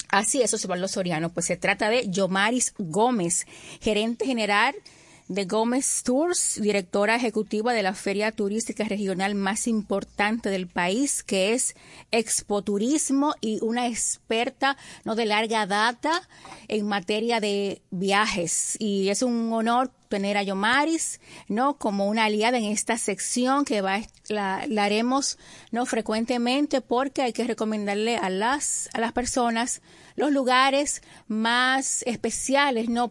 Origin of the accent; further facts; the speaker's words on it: Dominican Republic; como dominicanos